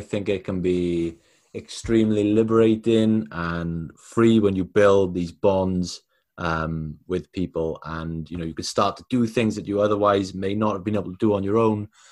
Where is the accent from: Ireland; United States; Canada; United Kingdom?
United Kingdom; Wales; I'm from Wales.